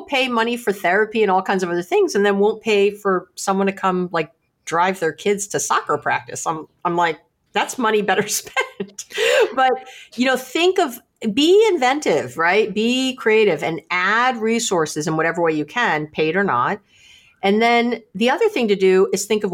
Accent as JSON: {"language": "English", "town": "New York City", "region": "New York", "country": "United States", "moved": "yes", "lives_now": "Berkeley, United States", "said": "I'm from New York City, but I'm here in Berkeley, California"}